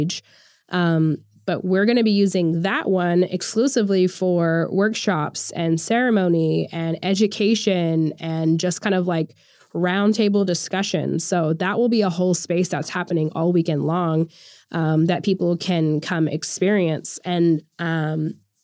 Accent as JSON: {"language": "English", "region": "Oklahoma", "country": "United States", "said": "I'm from Oklahoma"}